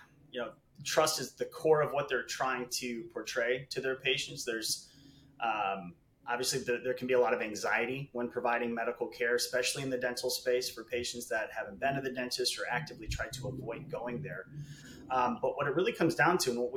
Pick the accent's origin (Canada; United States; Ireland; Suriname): United States; Chicago, Illinois; moved away as an adult; now in Los Angeles, United States; I'm originally from Chicago. I moved out here to Los Angeles about 10 years ago